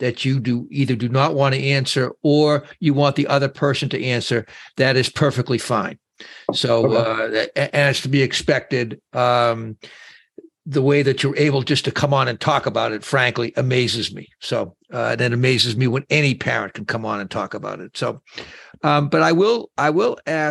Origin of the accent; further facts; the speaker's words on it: Boston, Massachusetts, United States; I'm from Boston